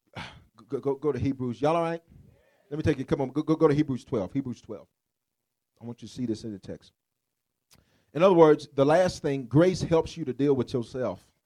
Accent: Memphis, Tennessee, United States; I'm from South Memphis.

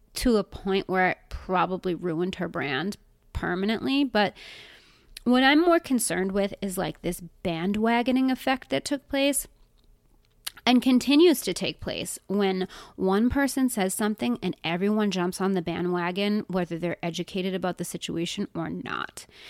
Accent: United States; as an American

